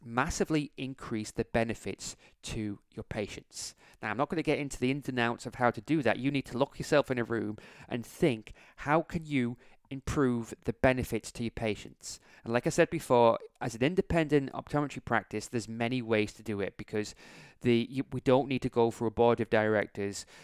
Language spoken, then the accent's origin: English; England, United Kingdom; I'm from England